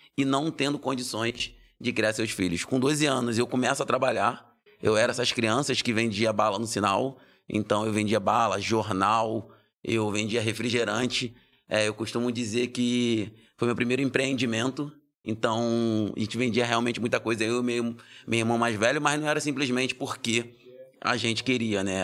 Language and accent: Portuguese; Rio de Janeiro, Brazil; now in São Paulo, Brazil; Eu nasci no Rio de Janeiro. Nasci no Rio de Janeiro, já morei em vários lugares do, do Rio de Janeiro.